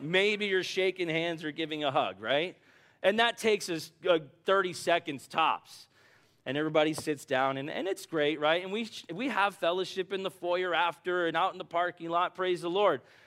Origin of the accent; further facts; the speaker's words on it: United States; also born or lived in Bahamas / Brazil; as an American